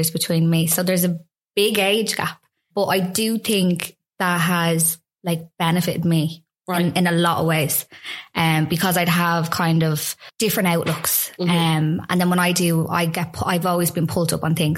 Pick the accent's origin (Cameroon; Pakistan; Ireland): Ireland; Dublin, Leinster; I'm from Santry